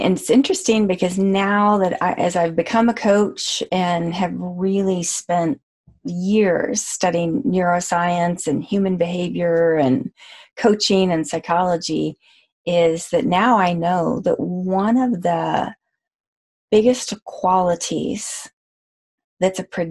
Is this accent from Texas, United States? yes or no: yes; Amarillo, Texas, United States; I was born in Texas in Amarillo